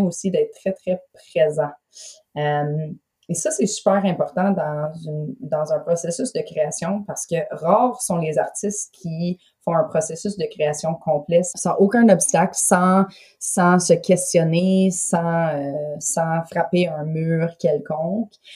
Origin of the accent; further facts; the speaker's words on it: London, Ontario, Canada; also born or lived in Toronto, Canada / Montreal, Canada; now in Gaspé, Canada; j'ai été élevée à London, en Ontario